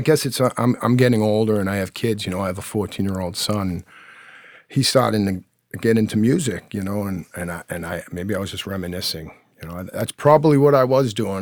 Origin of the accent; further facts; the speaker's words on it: Quincy, Massachusetts, United States; growing up in Squantum, uh, North Quincy, Massachusetts